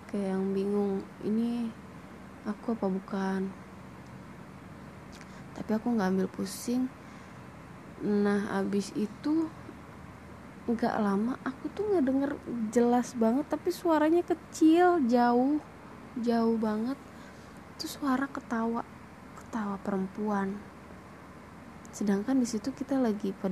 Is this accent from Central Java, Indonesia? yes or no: no; Cirebon, West Java, Indonesia; Aku berasal dari kota Cirebon.